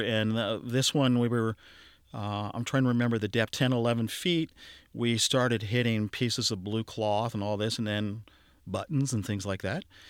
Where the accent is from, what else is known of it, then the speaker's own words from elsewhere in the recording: Cincinnati, Ohio, United States; I grew up in Lower Clifton